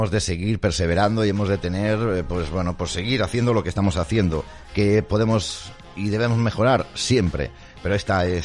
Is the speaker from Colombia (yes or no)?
no; Spain; Estoy diciendo que simplemente soy español, eh, llevo en el llavero mi bandera de España, básicamente porque estoy viviendo en España